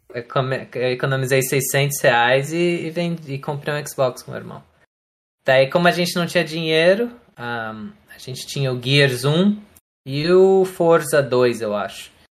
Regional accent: Florianópolis, Santa Catarina, Brazil; moved away as an adult; also born or lived in São Paulo, Brazil; now in United States; daí eu mudei de São Paulo para Florianópolis quando eu tinha mais ou menos 8 anos.

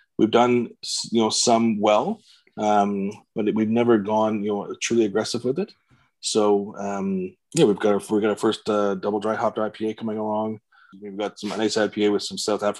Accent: Pickering, Ontario, Canada; moved away as an adult; now in Ottawa, Canada; I grew up in the Toronto area, just east of Toronto in Pickering, Ontario

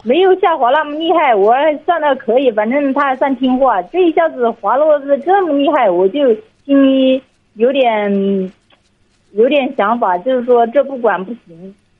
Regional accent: Hubei, China; 我是湖北的

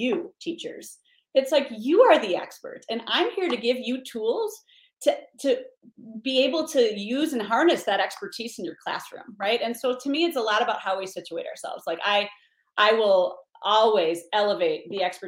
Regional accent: Beloit, Wisconsin, United States; moved away; Beloit, Wisconsin, my hometown

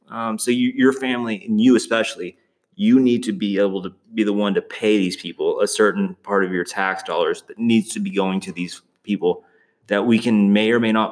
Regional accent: the South, United States; I'm from the South.

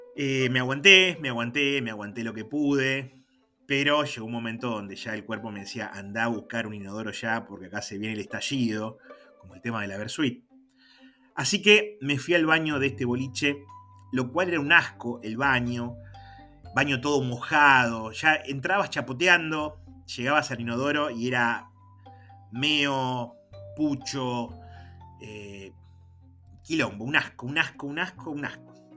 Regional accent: General Pico, La Pampa, Argentina; me preguntan de dónde soy, le digo que soy de Pico

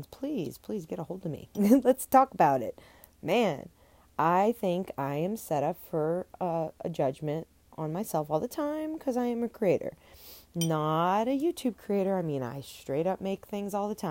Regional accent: New Orleans, Louisiana, United States; I am from New Orleans

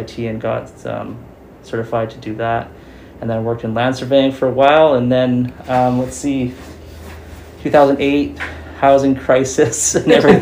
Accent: Chilliwack, British Columbia, Canada; I was born in Chilliwack and I've been here for a long time

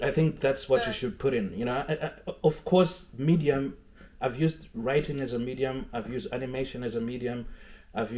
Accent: Zimbabwe; moved away; I was coming from Zimbabwe

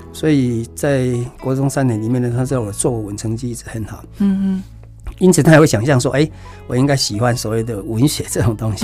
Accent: Taichung area, Taiwan; 我们大宅地区的

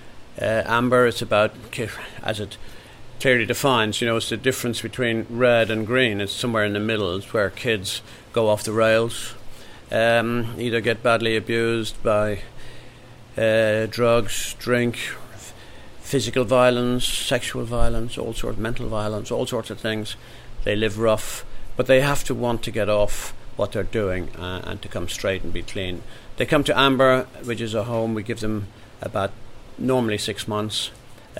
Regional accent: Ireland; moved away as an adult; now in England, United Kingdom; growing up in Ireland

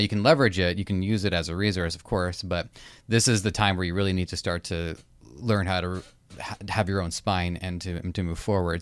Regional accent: Toronto, Ontario, Canada

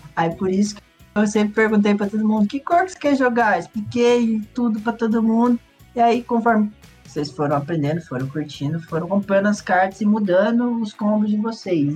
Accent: Ibaiti, Paraná, Brazil; moved away as an adult; also born or lived in Curitiba; eu cresci em Ibaiti, uma cidade pequena

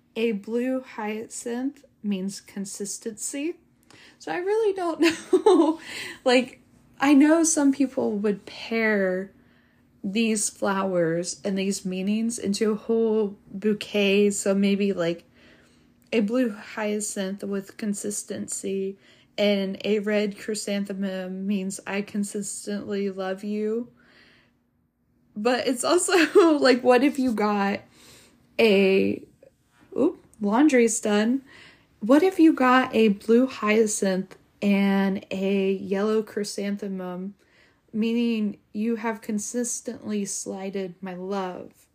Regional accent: United States; being American

